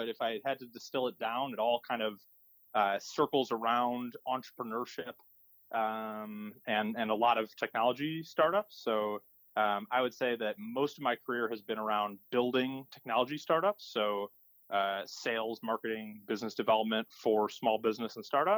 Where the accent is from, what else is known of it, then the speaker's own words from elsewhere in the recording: West Bloomfield, Michigan, United States; also born or lived in Detroit, Michigan; I am from originally West Bloomfield, Michigan, so outside of Detroit